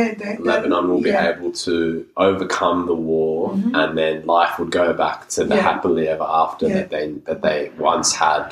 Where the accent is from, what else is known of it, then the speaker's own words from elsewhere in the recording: Australia; I'm reflecting on my childhood growing up in Australia.